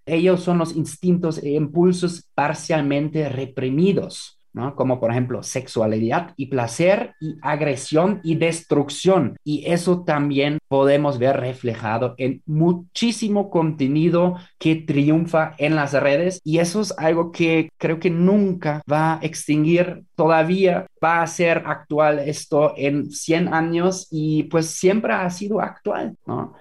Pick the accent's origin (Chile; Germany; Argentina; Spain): Germany; now in Mexico; En Alemania, por ejemplo, en mi país de origen